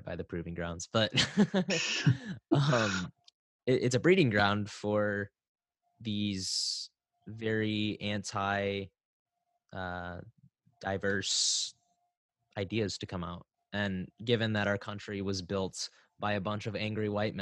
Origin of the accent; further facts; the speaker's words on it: Hartland, Michigan, United States; I grew up in Heartland, Michigan, which is about 10 to 15 minutes away from Howell, Michigan